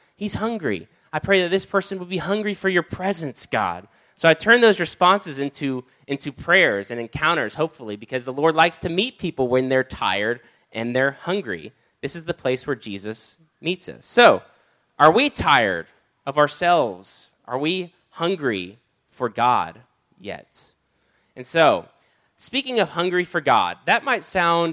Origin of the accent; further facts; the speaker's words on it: United States; I grew up on Spam because I'm from America